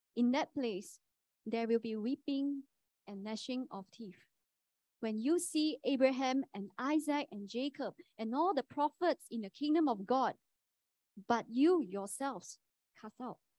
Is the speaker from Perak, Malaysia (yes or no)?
no; Kuantan, Pahang, Malaysia; moved away as an adult; now in Sungai Buloh, Malaysia; I'm from Kuantan.